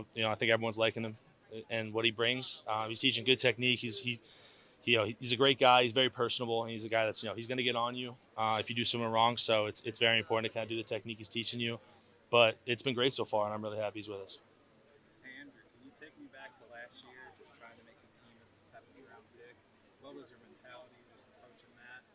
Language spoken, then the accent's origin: English; Darien, Connecticut, United States; moved away as an adult; also born or lived in Michigan; Being from, coming from Connecticut